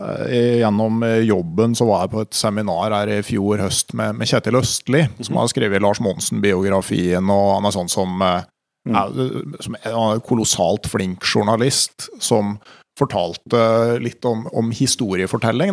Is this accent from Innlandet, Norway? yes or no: yes; Gausdal, Innlandet, Norway; Hjemme i Gausdal